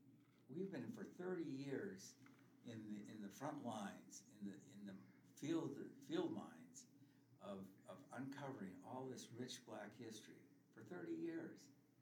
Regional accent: Whitefish Bay, Wisconsin, United States; moved away as an adult; also born or lived in Boston; even though I grew up in Whitefish Bay

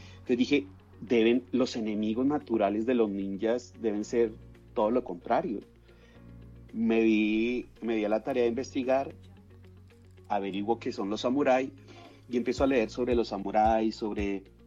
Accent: Colombia; llegué incluso a, estar en la reserva de un equipo muy importante de mi país, eh, que se llama Millonarios

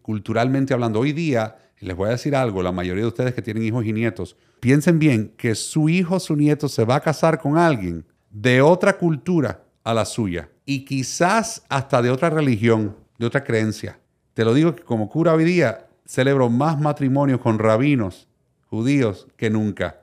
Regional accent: Miami, Florida, United States; first language Spanish; also born or lived in Puerto Rico; Nací en Puerto Rico, criado en Miami.

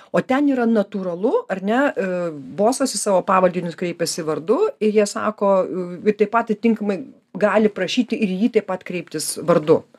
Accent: Kaunas, Kaunas County, Lithuania; aš ne Vilnietė, aš Kaunietė

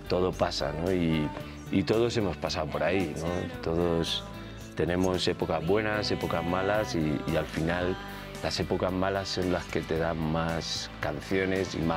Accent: Elche, Valencian Community, Spain; moved away; also born or lived in Murcia; Yo soy, nací en Murcia, me crié en Elche, Alicante.

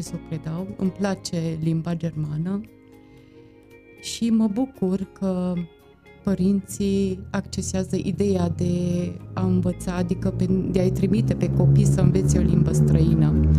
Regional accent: Târgu Mureș, Mureș County, Romania; eu am copilărit aici, în Târgu Mureș

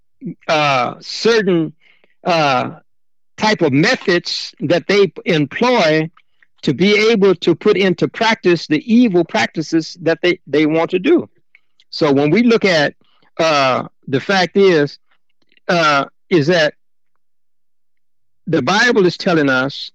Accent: Chicago, Illinois, United States; when I was growing up in Chicago, I came out of Cabrini Green

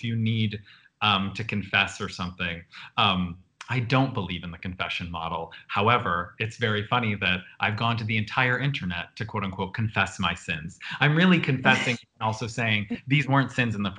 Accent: Buffalo, New York, United States; as a little queer kid growing up in Buffalo

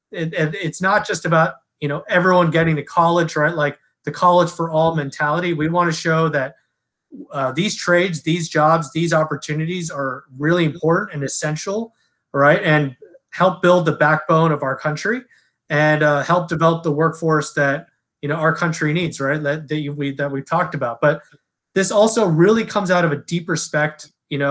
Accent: Los Angeles, California, United States; also born or lived in Delaware; I'm originally from Los Angeles, and then I grew up here and I'm raised here

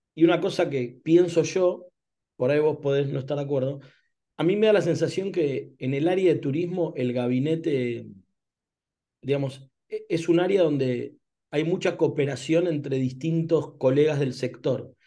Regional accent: Argentina; como argentinos

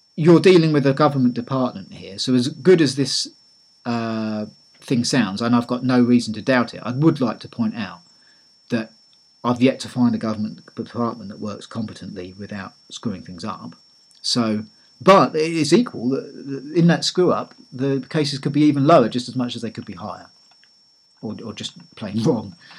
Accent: Eastbourne, South East England, United Kingdom; my hometown of Eastbourne

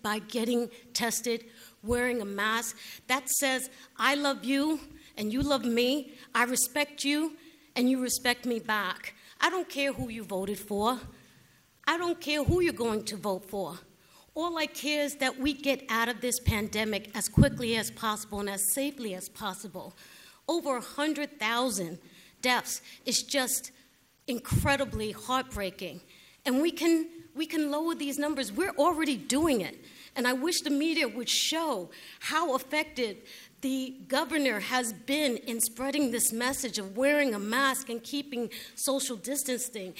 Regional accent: New York City, New York, United States; my hometown, my borough, my beloved borough of Brooklyn

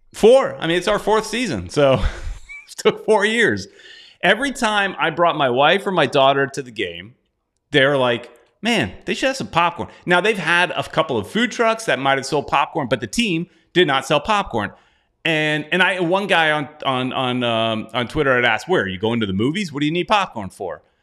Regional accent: United States; I'm American

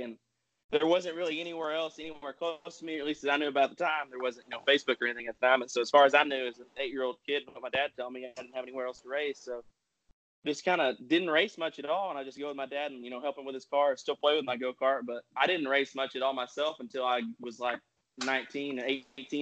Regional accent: Arkansas, United States; I'm from Arkansas, so everybody likes to hunt

